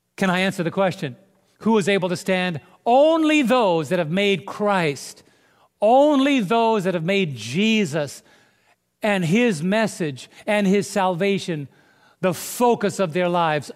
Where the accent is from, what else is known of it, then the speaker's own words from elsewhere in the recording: New York City, New York, United States; now in Southern Illinois, United States; I was raised in New York City